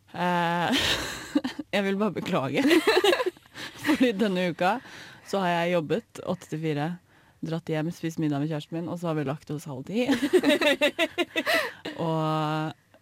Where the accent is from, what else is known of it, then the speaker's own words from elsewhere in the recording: Oslo, Norway; moved away; da jeg var hjemme i Oslo